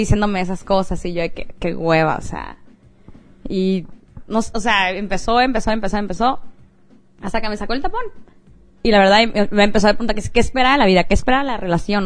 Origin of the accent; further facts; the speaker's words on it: Mexico; moved away; Vengo de México.